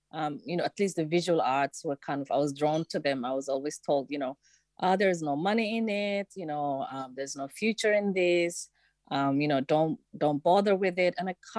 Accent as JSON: {"language": "English", "country": "Somalia", "tie": "born there", "moved": "yes", "said": "I was born in Somalia, but I came in here as in 1993 as a refugee."}